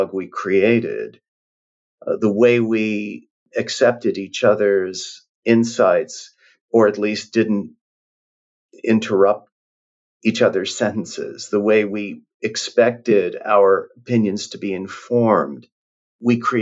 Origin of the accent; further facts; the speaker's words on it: Canada; moved away; I'm from Canada